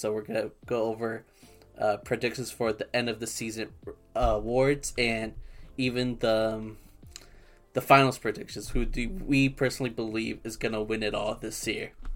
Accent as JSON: {"language": "English", "region": "Southern California", "country": "United States", "said": "we're both from SoCal."}